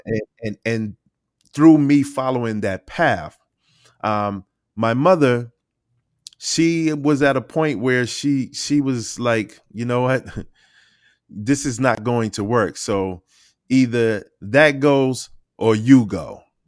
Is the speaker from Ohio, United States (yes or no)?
no; Boston, Massachusetts, United States; I grew up in Boston, Massachusetts. I was raised in Dorchester